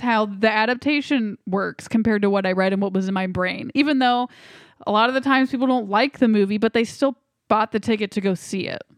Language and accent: English; United States; I'm an American